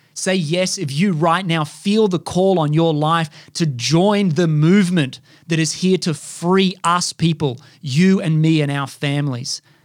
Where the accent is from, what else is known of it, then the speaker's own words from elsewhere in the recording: Australia; I was brought up here in Australia